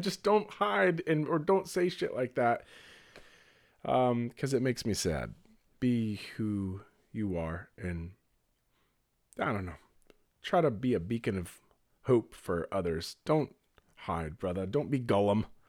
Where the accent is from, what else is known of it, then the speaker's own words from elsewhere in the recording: Northern California, United States; I grew up in Northern California